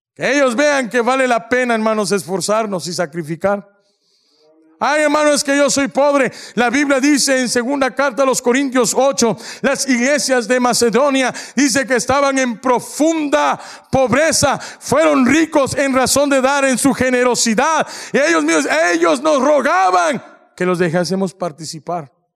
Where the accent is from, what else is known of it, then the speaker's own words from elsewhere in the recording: Mexico; somos mexicanos